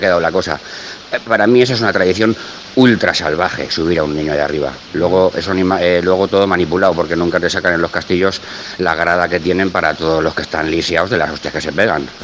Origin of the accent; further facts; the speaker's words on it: Barcelona, Catalonia, Spain; now in Valencia, Spain; soy de Barcelona, he vivido allí muchísimos años, casi toda mi vida